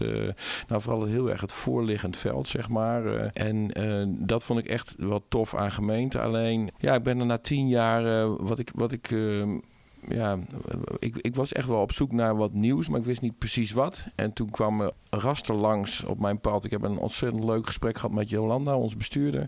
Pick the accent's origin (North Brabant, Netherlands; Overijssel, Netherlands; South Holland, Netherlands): Overijssel, Netherlands; Zwolle; ik kom uit Zwolle.